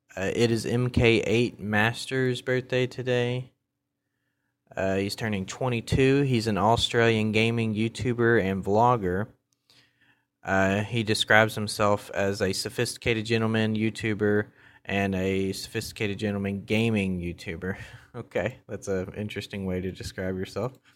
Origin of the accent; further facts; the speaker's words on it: the South, United States; I grew up in the South